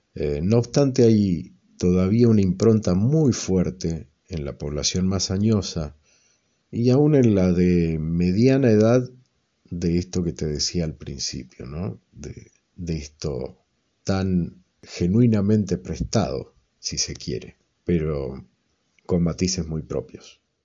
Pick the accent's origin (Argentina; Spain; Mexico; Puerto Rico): Argentina; Ceres, Santa Fe; now in Mendoza, Argentina; del noroeste santafesino, pero me crié en una estancia a unos 50 kilómetros, cerca de dos caseríos de no más de 100 personas, Esteban Rams y Campo Garay